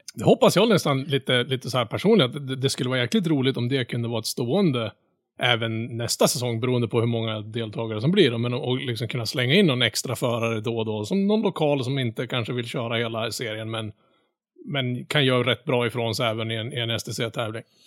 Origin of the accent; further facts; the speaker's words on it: Norrland, Sweden; jag är norrlänning då. Jag utger mig för att vara norrlänning